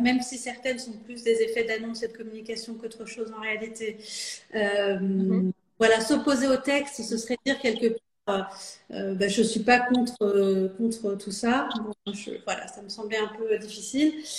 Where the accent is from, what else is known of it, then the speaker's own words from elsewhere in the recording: Saint-Ouen-l'Aumône, Île-de-France, France; j'ai grandi dans le Val d'Oise. Euh, à Saint-Ouen-l'Aumône, donc pas très loin de là où je suis élue aujourd'hui